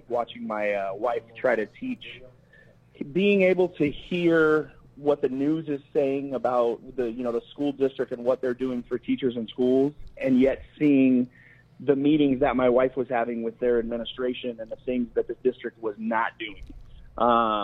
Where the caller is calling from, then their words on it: Las Vegas, Nevada, United States; calling from Las Vegas.